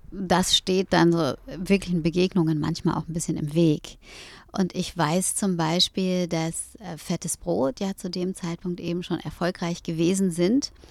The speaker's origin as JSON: {"language": "German", "region": "Berlin", "country": "Germany", "said": "Ich glaube auch als Berliner."}